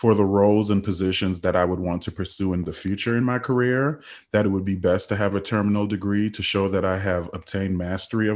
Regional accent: Trinidad & Tobago; also born or lived in United States Virgin Islands; now in United States; I'm originally from the United States Virgin Islands. I grew up in Trinidad, and I immigrated to the United States back in 2005

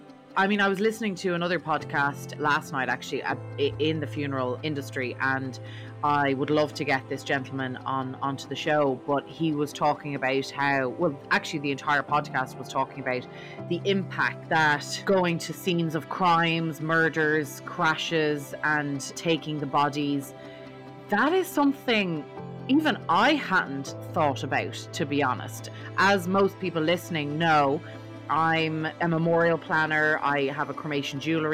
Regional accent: Dublin, Leinster, Ireland; I'm from Dublin in Ireland, which is very different

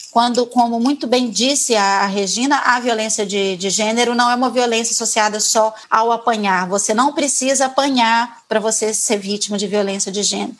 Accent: Brazil; moved away; somos brasileiras, que saímos do Brasil

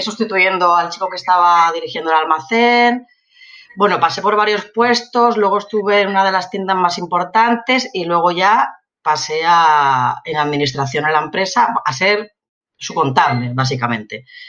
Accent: Elche, Valencian Community, Spain; also born or lived in Madrid; yo soy de Elche y en Elche lo que más hay o había son empresas de calzado

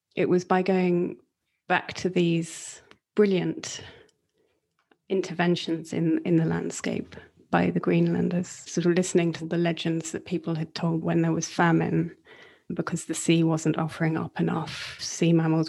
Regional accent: Northumbrian coast, North East England, United Kingdom; I grew up on the Northumbrian coast

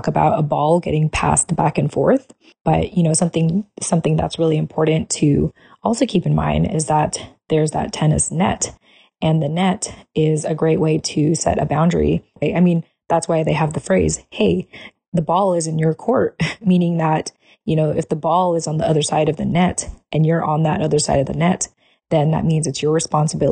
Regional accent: United States; us having been, you know, born and raised as American

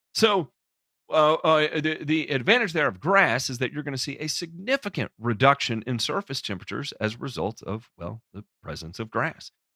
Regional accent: the South, United States; I'm from the South

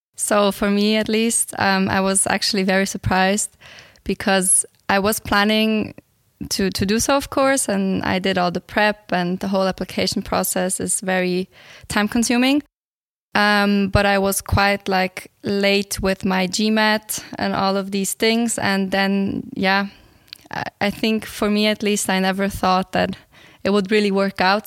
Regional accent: Switzerland; also born or lived in Bulgaria; I'm originally from Bulgaria, but I grew up in Switzerland and I'm here since the age of four.

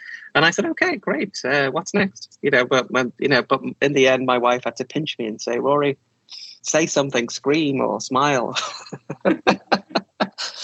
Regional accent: Liverpool, North West England, United Kingdom; moved away; I'm from Liverpool originally, which is in the north of England.

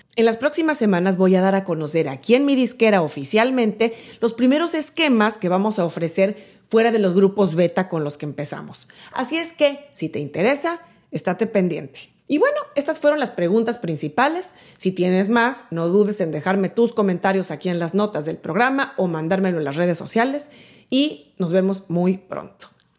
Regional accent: Mexico City, Mexico; moved away as an adult; now in Miami, United States; yo soy de México, soy de la Ciudad de México. Viví ahí durante mis primeros 31 años

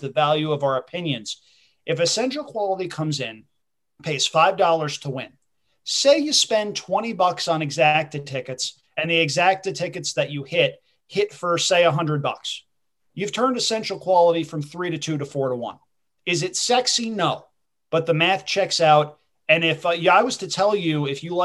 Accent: New York, United States; I am a New Yorker

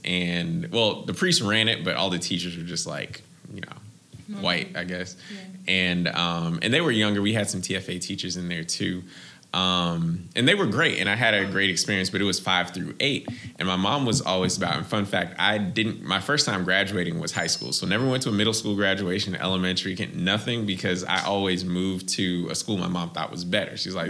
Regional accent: Boston, Massachusetts, United States; I am originally from Boston, Massachusetts. That's where I was born and raised. Both my parents are immigrants, so I don't have a Boston accent

